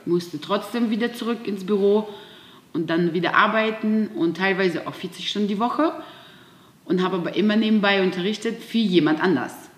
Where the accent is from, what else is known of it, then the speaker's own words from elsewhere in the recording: Siberia, Russia; moved away; ich bin in einem kleinen Dorf in Sibirien geboren